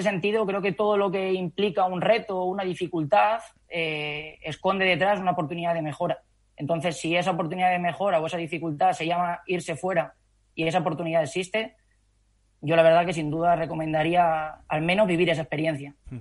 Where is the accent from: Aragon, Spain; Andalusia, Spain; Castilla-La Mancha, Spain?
Castilla-La Mancha, Spain; Calzada de Calatrava; moved away as an adult; also born or lived in Madrid; empecé trabajando en el gimnasio de mi pueblo, en Calzada de Calatrava